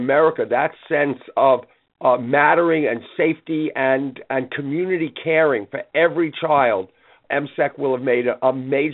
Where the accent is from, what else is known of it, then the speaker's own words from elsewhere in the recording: New York City, New York, United States; I grew up in Brooklyn